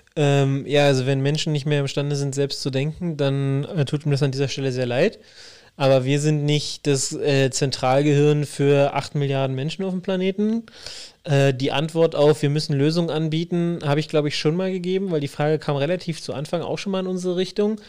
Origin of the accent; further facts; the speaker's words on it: Berlin, Germany; bin ja groß geworden in Wilmersdorf.